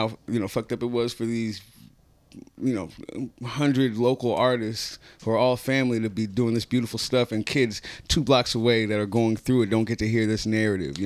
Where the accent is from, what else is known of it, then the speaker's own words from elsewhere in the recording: San Francisco, California, United States; when I grew up in Hunters Point, everybody was my uncle or my auntie